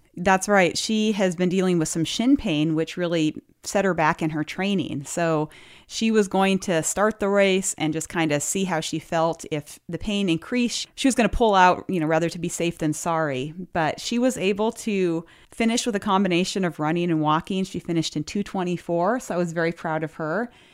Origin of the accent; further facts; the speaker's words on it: Lewistown, Montana, United States; moved away; my hometown, Lewistown